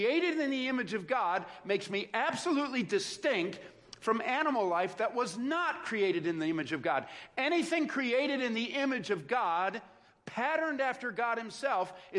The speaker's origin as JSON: {"language": "English", "town": "Joliet", "region": "Illinois", "country": "United States", "tie": "born or raised there", "said": "I grew up outside of Joliet, Illinois, in South Chicago"}